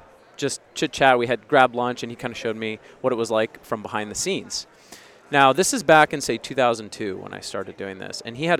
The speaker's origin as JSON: {"language": "English", "town": "Granite Bay", "region": "California", "country": "United States", "tie": "born or raised there", "also_born_or_lived": "Bay Area / Los Angeles / Nashville", "said": "I grew up in Granite Bay, Loomis, Placer County area, which is outside of Sacramento."}